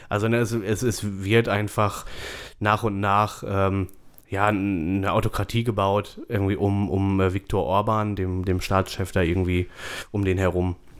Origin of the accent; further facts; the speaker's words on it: Germany; bei uns in Deutschland